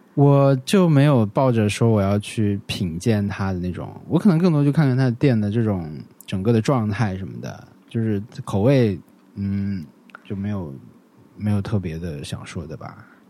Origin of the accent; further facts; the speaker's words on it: an autonomous prefecture in Yunnan, China; moved away; 他们有一个播客品牌就去了我老家， 就是我们在那个， 那个州